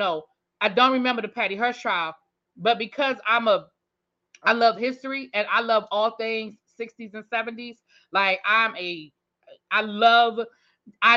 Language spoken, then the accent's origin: English; New York City, New York, United States; I'm from Queens, New York, and over here in Rosedale, it's a mixed crowd of white people and black